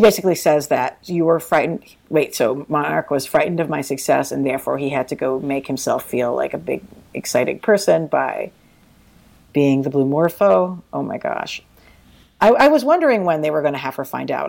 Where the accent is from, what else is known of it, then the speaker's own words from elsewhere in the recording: New York, United States; as a New Yorker